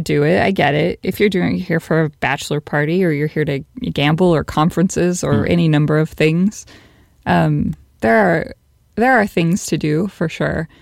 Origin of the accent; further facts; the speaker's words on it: Las Vegas, Nevada, United States; being from Las Vegas